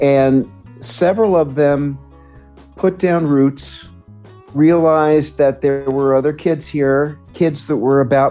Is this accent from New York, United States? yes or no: yes; New York City, New York, United States; I was born and raised in New York City, Midtown Manhattan.